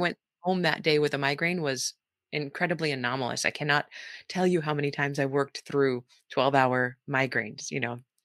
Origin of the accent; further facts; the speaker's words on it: California, United States; moved away as an adult; also born or lived in Saipan; now in Wellington, New Zealand; Most, mostly in California